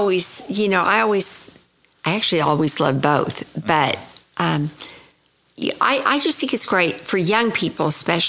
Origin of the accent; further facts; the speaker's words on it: Tulsa, Oklahoma, United States; I went to the University of Oklahoma and started in color and design.